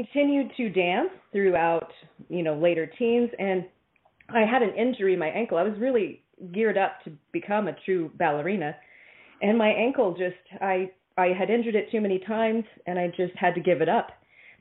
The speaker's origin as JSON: {"language": "English", "town": "Kansas City", "region": "Missouri", "country": "United States", "tie": "born or raised there", "said": "I was born in Kansas City, Missouri."}